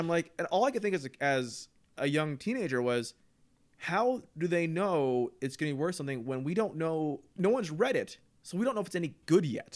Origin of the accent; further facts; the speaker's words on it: Canada; I was raised in Canada